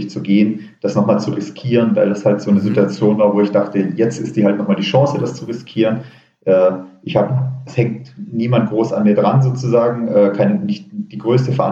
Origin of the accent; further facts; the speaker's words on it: Baden-Württemberg, Germany; also entweder gehe ich zurück in Schwarzwald, äh, wo ich herkomme, oder ich ziehe irgendwo Richtung Berg.